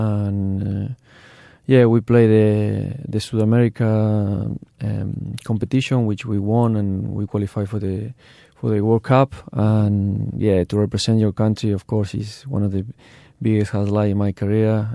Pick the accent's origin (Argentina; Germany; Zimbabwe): Argentina; English is a second language; moved away as an adult; also born or lived in Turkey / Adelaide, Australia; I grew up, uh, in Argentina